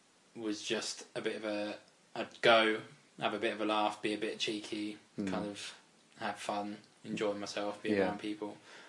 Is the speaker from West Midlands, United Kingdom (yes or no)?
no; Reading, South East England, United Kingdom; also born or lived in Farnborough, Kent; I was born in Farnborough in Kent. Oh, okay. But moved to Reading when I was about one.